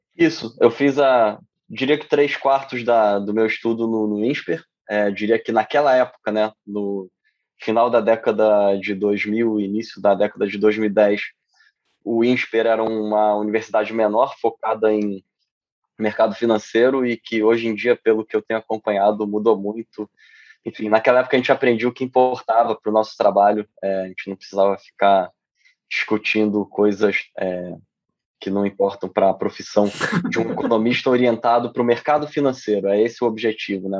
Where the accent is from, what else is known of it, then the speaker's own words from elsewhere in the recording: Brazil; moved away as an adult; also born or lived in Rio de Janeiro / São Paulo; now in United States; Assim como muitos brasileiros, eu é, resolvi vir estudar nos Estados Unidos